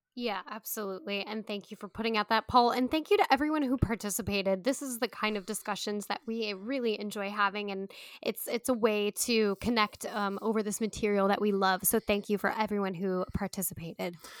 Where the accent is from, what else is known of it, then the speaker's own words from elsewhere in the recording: United States; We're Americans